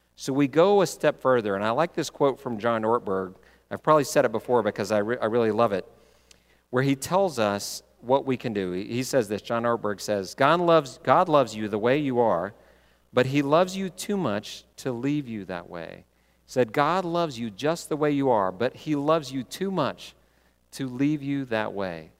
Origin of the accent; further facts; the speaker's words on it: Texas, United States; I grew up in Texas